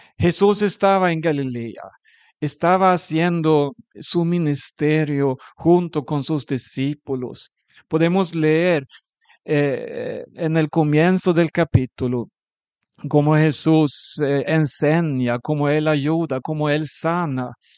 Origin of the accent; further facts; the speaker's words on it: Sweden; un sueco